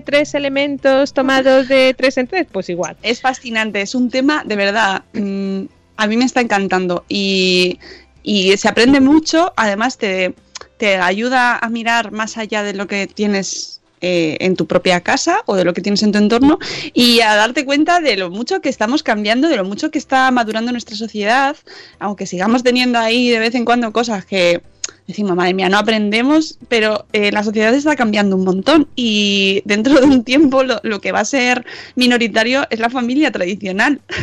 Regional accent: Madrid, Community of Madrid, Spain; accent: Madrid accent; nuestro acento, ¿eh? que a nosotros nos gusta mucho. Somos de Madrid.

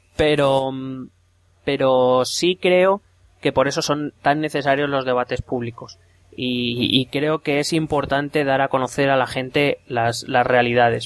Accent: Madrid, Community of Madrid, Spain; aquí en Madrid nosotros no tenemos, no, no nos enseñan ni lengua catalana, ni cultura catalana

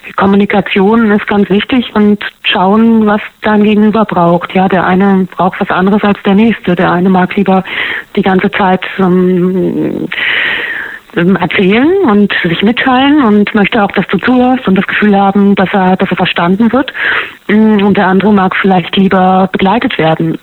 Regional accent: Harz, Germany; now in Berlin, Germany; Ich komme ursprünglich aus dem Harz

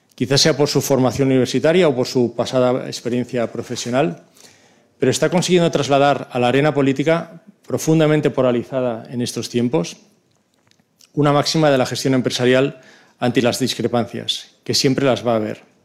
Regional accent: Barcelona, Catalonia, Spain; Como barcelonés

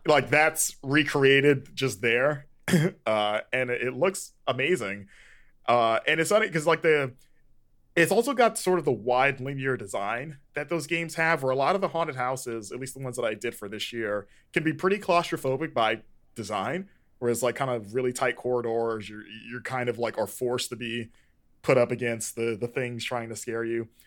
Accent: Florida, United States; growing up in Florida

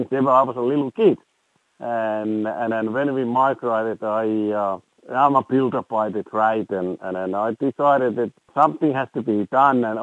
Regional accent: Finland; English is a second language; now in Australia; It's like, you know, my home country, Finland, you know, you just go and buy the sauna and that's it.

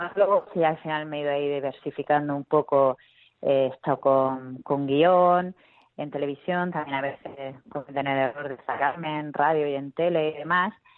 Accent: Murcia, Region of Murcia, Spain; accent: Murcian; como soy de Murcia

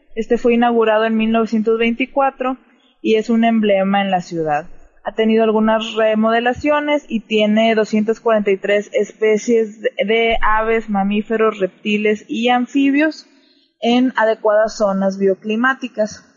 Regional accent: Mexico; yo como mexicana puedo decir que mi país es la hostia

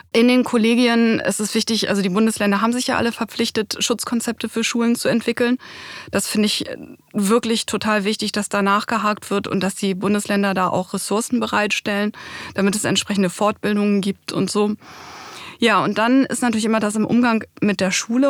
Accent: Bremen, Germany; Also ich komme ja aus Bremen

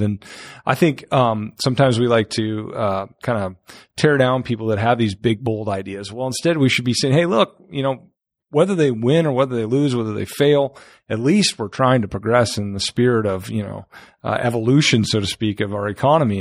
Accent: North Dakota, United States; moved away as an adult; also born or lived in Fishers, Indiana; now in Indianapolis, United States; I'm not from Indiana. I'm from North Dakota.

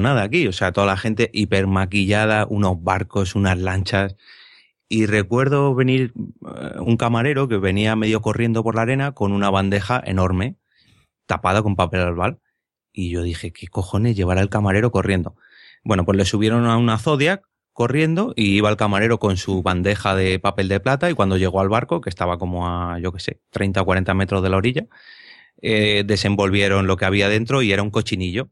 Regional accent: Madrid, Community of Madrid, Spain; yo siendo de Madrid

